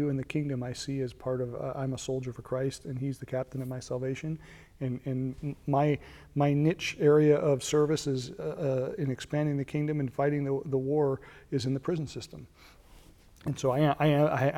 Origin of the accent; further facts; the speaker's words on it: Lockport, New York, United States; moved away as an adult; also born or lived in California / Tennessee; now in South Carolina, United States; I'm from Western New York, grew up in the town of Lockport, which is about 25 miles from Niagara Falls in Buffalo